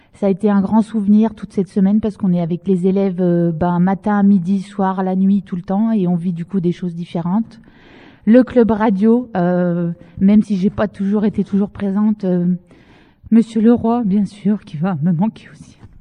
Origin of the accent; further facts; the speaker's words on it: Dijon, Bourgogne-Franche-Comté, France; moved away as an adult; now in Bohain-en-Vermandois, France; c'est mon académie euh, d'origine, c'est-à-dire que je suis née à Dijon et je suis venue ici euh, pour ma première mutation après mon concours.